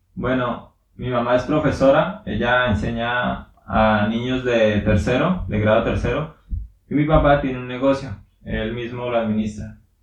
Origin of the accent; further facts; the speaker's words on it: Suaita, Santander, Colombia; soy de aquí de Colombia, nací en un pueblo que se llama Suaita y es de Santander también